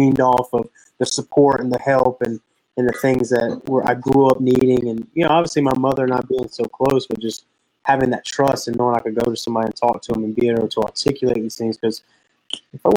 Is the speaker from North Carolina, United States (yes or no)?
yes; Pinetops, North Carolina, United States; am from Pine Tops, North Carolina, a little two-stoplight town in the middle of nowhere. So I grew up in a little small rural town